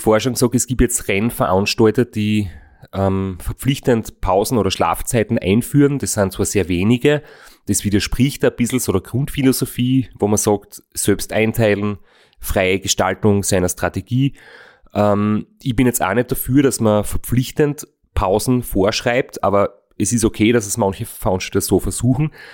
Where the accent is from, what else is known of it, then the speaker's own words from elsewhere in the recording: Austria; ich aus Österreich bin